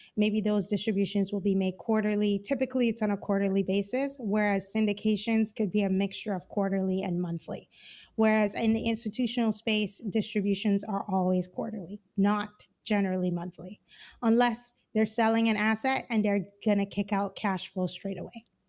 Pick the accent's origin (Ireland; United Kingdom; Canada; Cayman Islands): Cayman Islands; moved away as an adult; now in Los Angeles, United States; I'm originally from the Cayman Islands